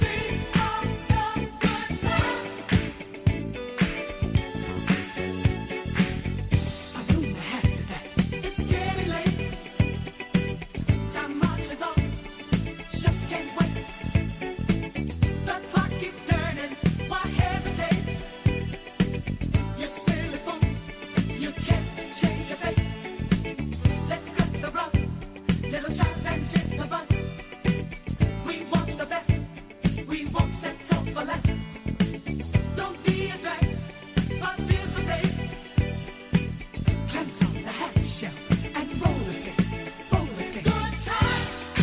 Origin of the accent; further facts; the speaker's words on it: Milwaukee, Wisconsin, United States; now in Atlanta, United States; I now live in Atlanta, Georgia, and I'm from Milwaukee, Wisconsin.